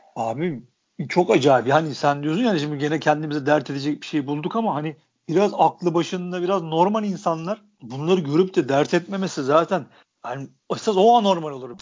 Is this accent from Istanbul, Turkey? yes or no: yes; Istanbul, Turkey; Ben, hani İstanbul'un İstanbullusuyum. Ben mahallede büyüdüm.